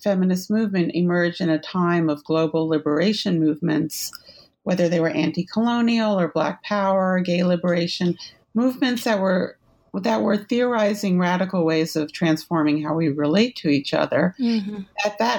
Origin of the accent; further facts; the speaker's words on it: New York City, New York, United States; born there; I was born in New York City in 1958.